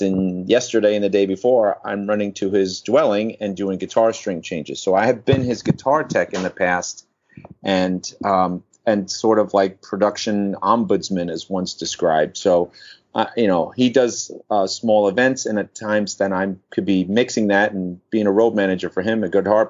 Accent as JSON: {"language": "English", "town": "New York City", "region": "New York", "country": "United States", "said": "I am from New York, New York"}